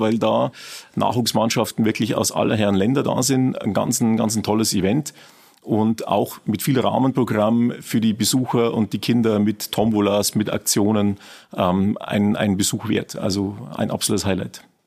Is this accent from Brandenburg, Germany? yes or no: no; Regensburg, Bavaria, Germany; Ich bin selber aus Regensburg, ähm, in Prüfening geboren, dort auch aufgewachsen und äh, eigentlich mein ganzes Leben in Regensburg gewesen